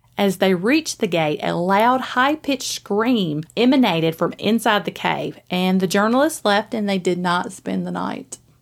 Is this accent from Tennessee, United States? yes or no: yes; Springfield, Tennessee, United States; also born or lived in Greenbrier, Tennessee / Gallatin, Tennessee; I was born in Springfield. And so I lived there for a little bit, and then I lived in Greenbrier for a little while before I ended up coming up to Gallatin